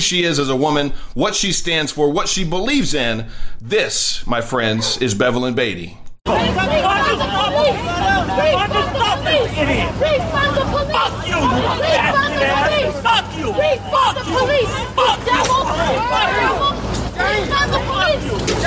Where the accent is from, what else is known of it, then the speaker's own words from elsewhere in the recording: California, United States; moved away; That is my home state. I love California